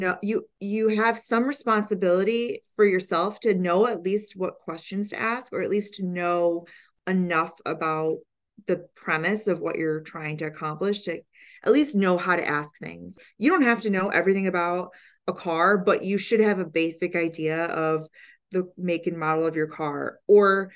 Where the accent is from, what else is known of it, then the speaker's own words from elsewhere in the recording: Detroit, Michigan, United States; just growing up in the Detroit area, we were just around cars a lot